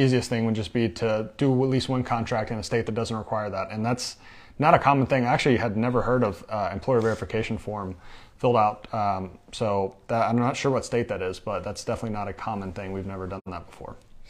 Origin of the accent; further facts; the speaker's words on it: Michigan, United States; I'm from Michigan, thinking about a first assignment in Michigan or Florida.